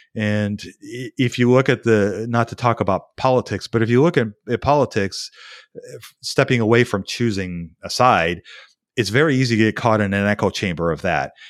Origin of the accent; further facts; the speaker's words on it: United States; as an American citizen